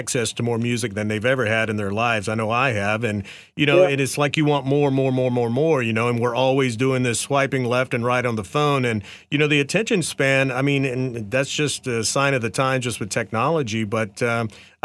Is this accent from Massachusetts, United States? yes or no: no; North Carolina, United States; I grew up in the South in North Carolina.